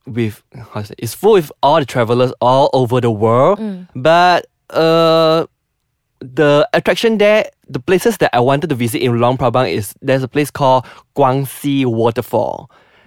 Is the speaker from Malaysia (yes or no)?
yes; Penang, Malaysia; moved away; Penang, because it's my hometown. That's why I frequent go back to visit my parents